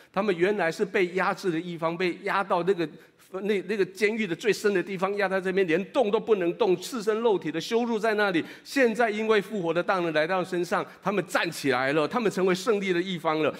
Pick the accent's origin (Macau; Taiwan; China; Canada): Taiwan; 如果你跟我一样是在台语教会长大的